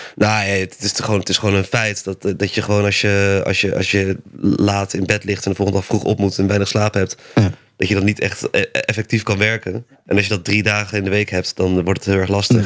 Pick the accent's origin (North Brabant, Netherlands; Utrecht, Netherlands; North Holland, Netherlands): Utrecht, Netherlands; Amersfoort; ik kom dan uit Amersfoort